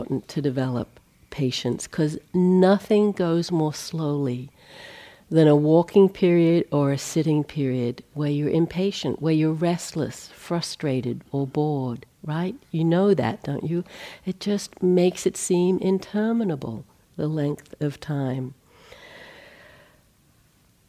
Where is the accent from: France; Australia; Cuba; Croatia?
Australia; growing up in Australia